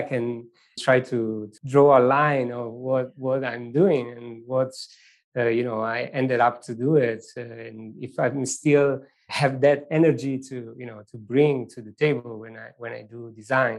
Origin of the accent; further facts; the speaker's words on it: Venosa, Basilicata, Italy; English is a second language; moved away; I born in a very small village in southern Italy